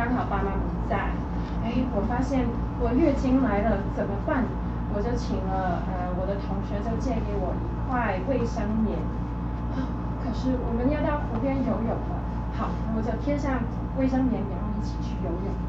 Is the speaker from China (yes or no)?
no; Canada; 我是加拿大人